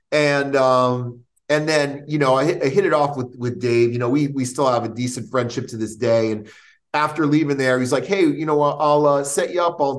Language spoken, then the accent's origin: English; New York, United States; "Oh yeah, you know, I come from New York. I used to play ball. and never. I'm going to try this stuff out."